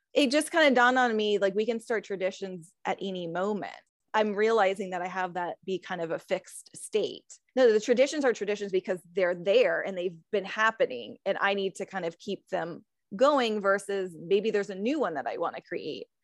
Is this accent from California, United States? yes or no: yes; California, United States; now in Virginia, United States; I'm from California